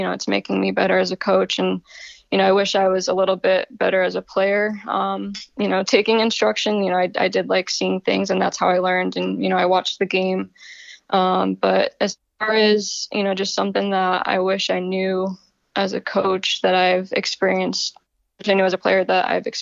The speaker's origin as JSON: {"language": "English", "region": "Connecticut", "country": "United States", "also_born_or_lived": "Arizona / Los Angeles / Atlanta / Iceland", "moved": "as an adult", "lives_now": "Maryland, United States", "said": "I'm originally from Connecticut. I'm a Yankee."}